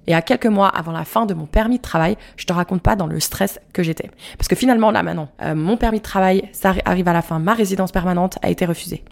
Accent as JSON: {"language": "French", "area": "Moselle", "region": "Grand Est", "country": "France", "moved": "as an adult", "lives_now": "Canada", "said": "je suis de la Moselle"}